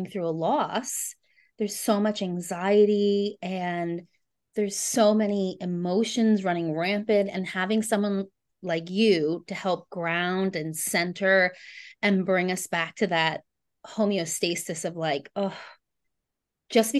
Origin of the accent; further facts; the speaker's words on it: United States; now in New Zealand; I live in New Zealand, but I'm American